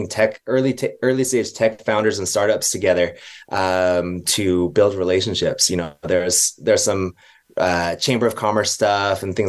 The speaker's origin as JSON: {"language": "English", "area": "Bay Area", "region": "California", "country": "United States", "tie": "born or raised there", "also_born_or_lived": "Hong Kong", "moved": "yes", "lives_now": "Utah, United States", "said": "I grew up in the Bay Area"}